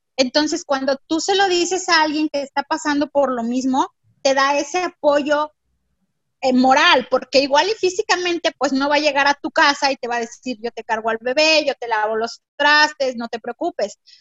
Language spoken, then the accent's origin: Spanish; Mexico City, Mexico; now in Monterrey, Mexico; yo soy de la Ciudad de México y físicamente no tenía aquí a nadie